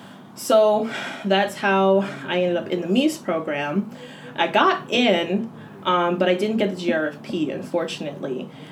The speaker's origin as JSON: {"language": "English", "region": "Connecticut", "country": "United States", "moved": "as an adult", "lives_now": "Maryland, United States", "said": "I'm from Connecticut originally."}